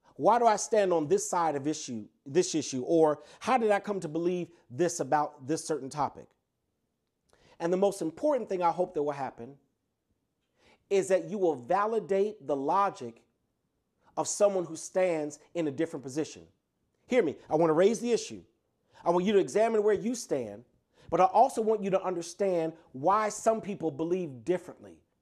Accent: Chicago, Illinois, United States; I was raised in the Lilydale Progressive Missionary Baptist Church on the south side of Chicago

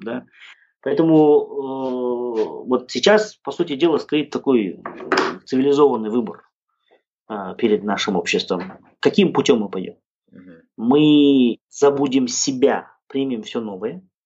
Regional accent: Kazakhstan; also born or lived in Italy; я казах

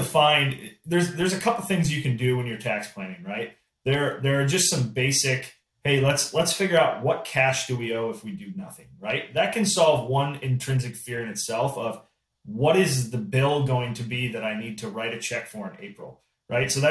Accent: Midwest, United States; I'm from the Midwest, so farming is a big piece out here.

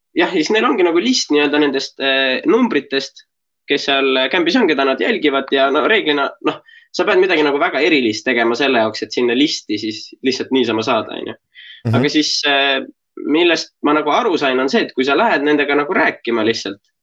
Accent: Estonia; kui mult küsiti, et noh, et äh, kust ma pärit olen, ma ütlesin Eesti

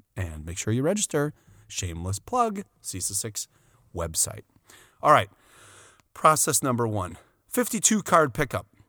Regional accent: Wisconsin, United States; We're from Wisconsin.

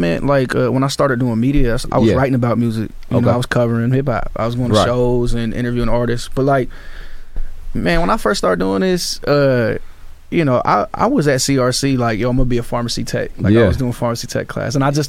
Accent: Sacramento, California, United States; I'm from Sacramento. I actually grew up in Oak Park.

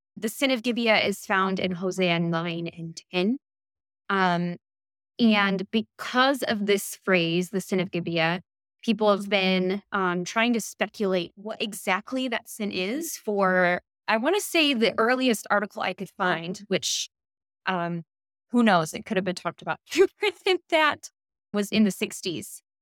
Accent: United States; moved away as an adult; also born or lived in Stellenbosch, South Africa; now in Copenhagen, Denmark; I am from the United States, but currently residing in Copenhagen, Denmark

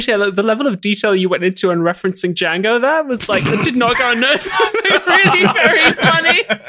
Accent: England, United Kingdom; accent: English; my accent has mysteriously not changed at all from being English despite being this Western.

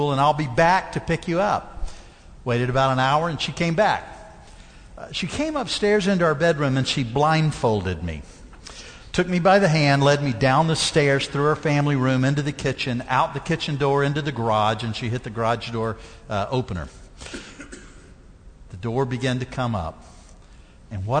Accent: Mississippi, United States; I grew up down in Mississippi

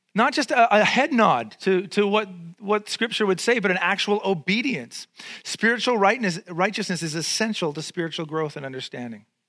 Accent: Vancouver, British Columbia, Canada; I grew up in East Van. I'm totally street

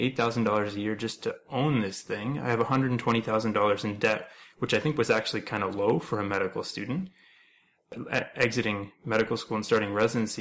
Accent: Ontario, Canada; moved away as an adult; now in British Columbia, Canada; I'm originally from Ontario

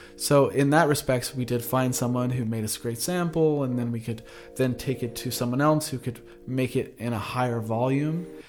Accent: Ventura, California, United States; I grew up in Ventura, California, surfing

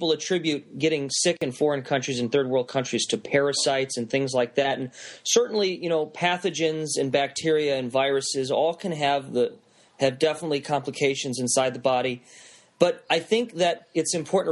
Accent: Chicago, Illinois, United States; my hometown of Chicago

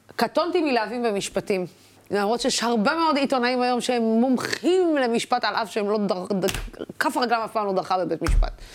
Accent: Dimona, Southern District, Israel; moved away; אני הגעתי מדימונה

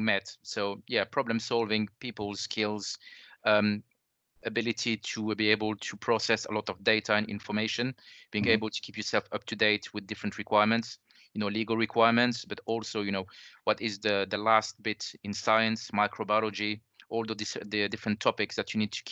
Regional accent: France; accent: French; English is a second language; moved away as an adult; now in United Kingdom; I'm originally from France, as the accent gives away.

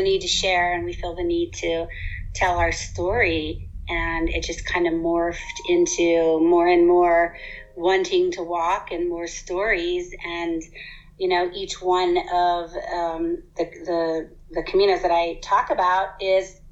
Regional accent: United States; we grew up in the States

